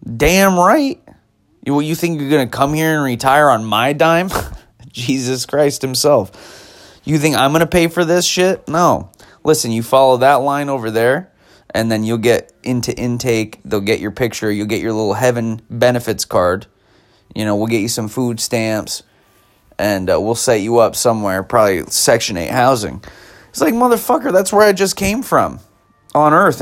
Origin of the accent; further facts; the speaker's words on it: United States; as an American person in America being taught history as an American